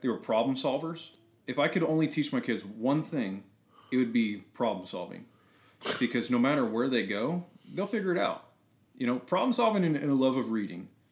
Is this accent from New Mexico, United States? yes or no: yes; New Mexico, United States; moved away as an adult; so I come from New Mexico. Uh, my family's all still there. Uh, it's a small, pretty small ranch community.